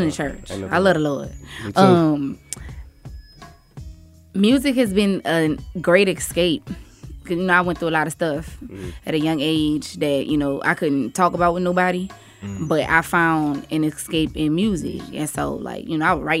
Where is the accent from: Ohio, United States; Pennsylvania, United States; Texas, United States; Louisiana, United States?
Louisiana, United States; New Iberia; I am from New Iberia, Louisiana